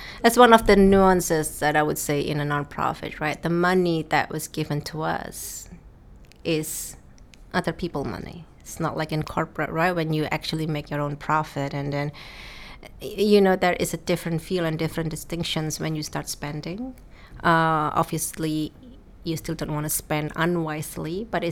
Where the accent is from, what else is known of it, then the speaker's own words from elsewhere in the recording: Indonesia; moved away as an adult; now in Netherlands; I was born and raised in Indonesia. I was Indonesian.